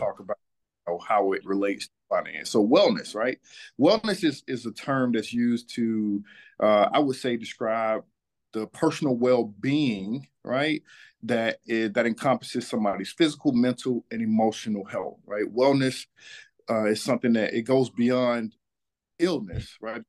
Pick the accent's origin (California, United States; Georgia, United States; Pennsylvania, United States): Georgia, United States; Atlanta; I am born and raised in Atlanta, Georgia. I'm a son of this city.